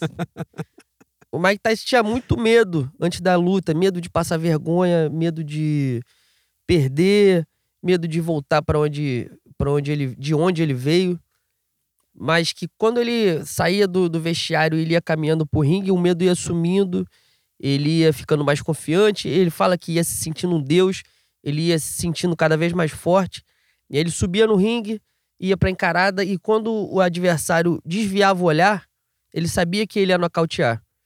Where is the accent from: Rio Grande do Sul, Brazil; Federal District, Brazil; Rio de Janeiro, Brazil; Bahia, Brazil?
Rio de Janeiro, Brazil; Nasci no Rio de Janeiro, tem essa cultura carioca de odiar todos eles ao mesmo tempo